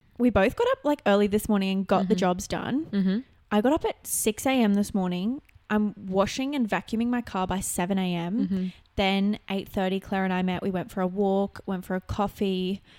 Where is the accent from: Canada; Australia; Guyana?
Australia; Newcastle, New South Wales; my hometown. Like Newcastle's small